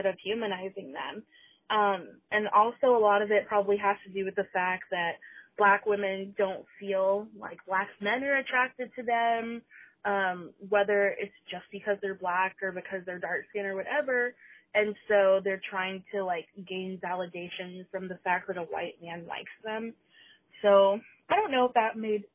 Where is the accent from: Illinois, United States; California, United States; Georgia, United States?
Georgia, United States; I'm a 19-year-old fat black girl and I'm from Georgia